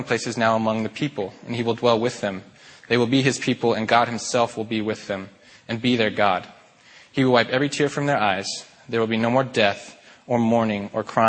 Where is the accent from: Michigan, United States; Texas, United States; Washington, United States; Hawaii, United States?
Washington, United States; Spokane; also born or lived in Seattle, Washington; I'm from Spokane, like Mike said, born and raised, went to Mead High School, graduated in 2006